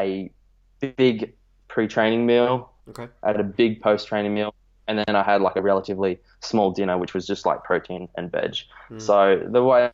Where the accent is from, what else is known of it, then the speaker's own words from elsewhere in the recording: Australia; I'm from Australia.